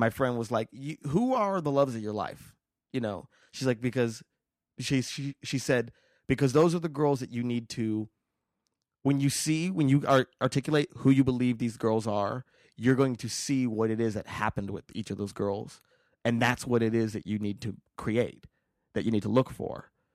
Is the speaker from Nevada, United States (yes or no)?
yes; Las Vegas, Nevada, United States; moved away; I'm from Vegas